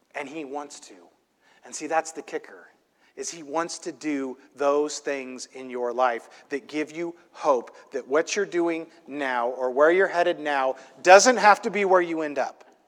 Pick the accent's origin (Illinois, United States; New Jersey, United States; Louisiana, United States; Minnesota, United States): Illinois, United States; now in California, United States; I grew up in this little, tiny, tiny, small town in Illinois in the middle of a cornfield